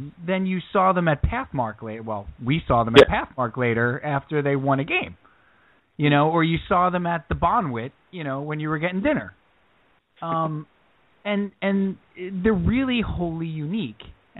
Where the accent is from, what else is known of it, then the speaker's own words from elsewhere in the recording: Long Island, New York, United States; I grew up on Long Island